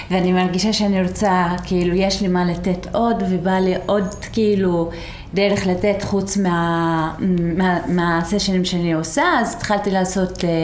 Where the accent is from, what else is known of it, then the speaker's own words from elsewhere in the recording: Israel; Hebrew is a second language; also born or lived in Beersheba; now in Tel Aviv, Israel; אני אה, מגזל העלבי. אה, אני גרה בתל אביב אה, כמה שנים, לפני זה גרתי הרבה שנים בבאר שבע, לפני זה הייתי אה, בכפר.